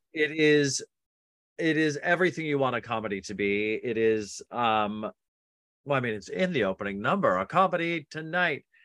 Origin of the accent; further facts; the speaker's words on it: Utah, United States; I grew up Mormon in Utah